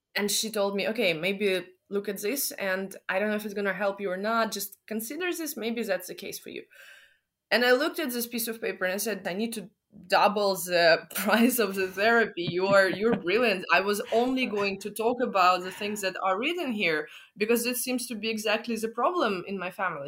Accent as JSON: {"language": "English", "region": "Moscow", "country": "Russia", "said": "I'm from Moscow"}